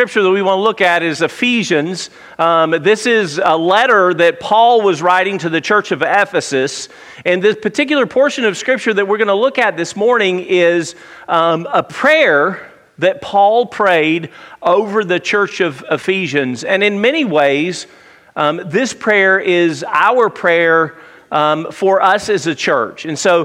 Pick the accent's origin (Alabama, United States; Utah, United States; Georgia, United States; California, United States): Alabama, United States; Tuscaloosa; I grew up in Tuscaloosa